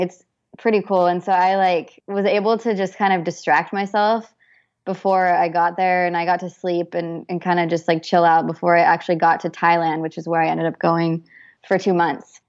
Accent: Boise, Idaho, United States; moved away as an adult; now in San Diego, United States; grew up in Boise, Idaho

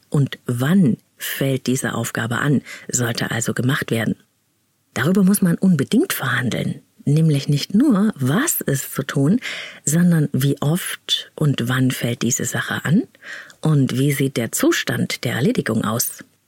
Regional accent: East Germany, Germany; Ich bin nämlich in der DDR aufgewachsen

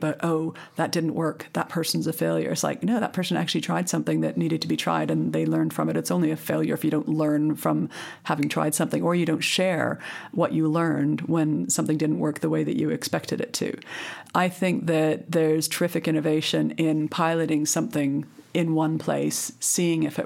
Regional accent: Canada; now in United Kingdom; I come from Canada, which has had a whole series of coalition governments

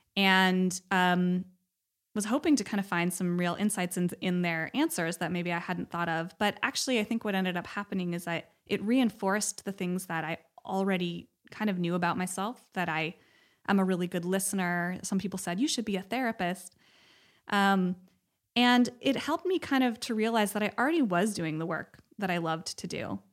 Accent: Cleveland, Ohio, United States; also born or lived in Los Angeles, California; now in Bay Area, United States; I'm from Cleveland, but I have a lot of family

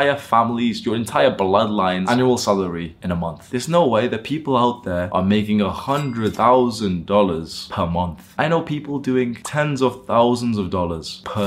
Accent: Warrington, North West England, United Kingdom; moved away as an adult; I grew up in a town/city called Warrington

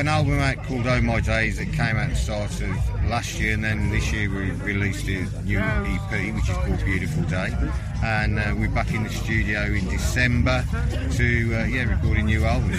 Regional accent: Wolverhampton, West Midlands, United Kingdom; also born or lived in Shropshire; Well, Wolverhampton, really. But we sort of migrated into Shropshire, Abridge, North Buckingham, and those sort of places.

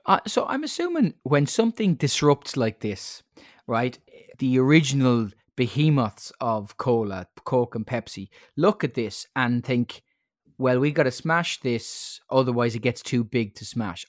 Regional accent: Ireland; as an Irish person

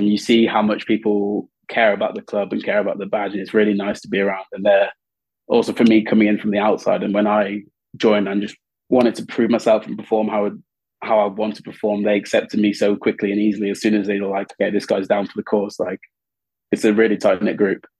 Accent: Birmingham, West Midlands, United Kingdom; moved away as an adult; also born or lived in Coventry; now in Paris, France; I was born in Coventry and I grew up in Birmingham

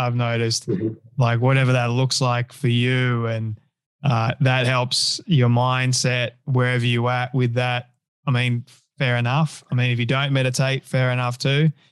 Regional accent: Sydney, New South Wales, Australia; first language English; I grew up in Sydney

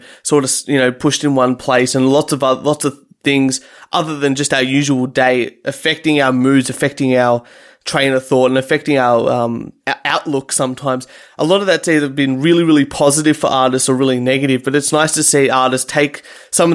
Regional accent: Reservoir, Victoria, Australia; my hometown of Reservoir here

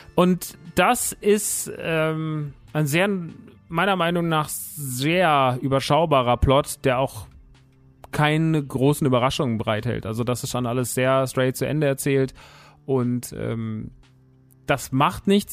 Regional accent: Rodgau, Hesse, Germany; Ich bin da groß geworden, ich mag die Stadt sehr. Es ist tatsächlich meine Heimat, Rottgau-Jügesheim

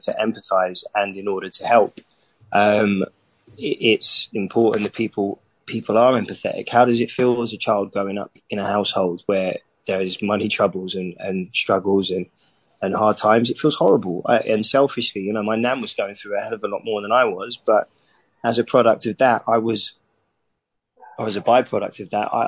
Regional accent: London, United Kingdom; when I was growing up there, you quite literally couldn't pay people to live there

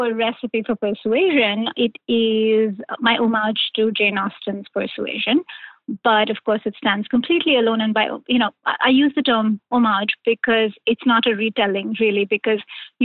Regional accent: India; moved away; I grew up in India. I moved here many, many, many years ago, but I grew up in India

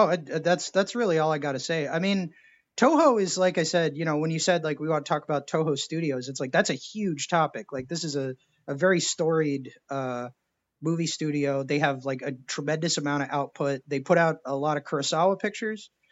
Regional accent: Texas, United States; I was born in Texas

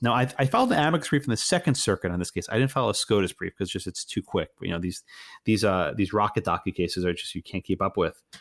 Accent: Texas, United States; my home state of Texas

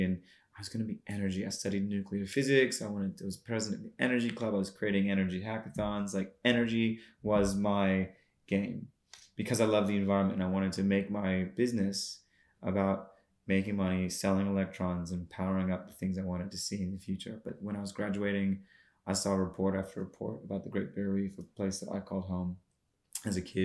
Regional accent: United States; also born or lived in North Queensland, Australia; now in Australia; I grew up in the States

